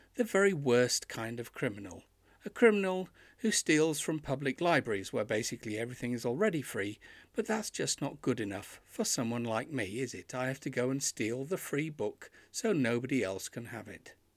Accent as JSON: {"language": "English", "region": "Yorkshire and the Humber", "country": "United Kingdom", "tie": "born or raised there", "lives_now": "York, United Kingdom"}